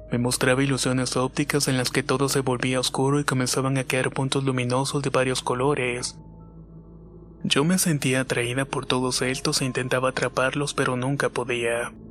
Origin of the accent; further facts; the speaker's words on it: Ciudad Juárez, Chihuahua, Mexico; now in Kansas City, United States; soy originaria de Ciudad Juárez, Chihuahua y actualmente vivo en Kansas City, Estados Unidos.